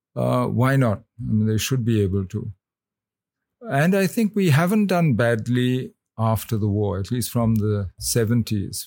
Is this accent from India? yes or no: yes; India; as an Indian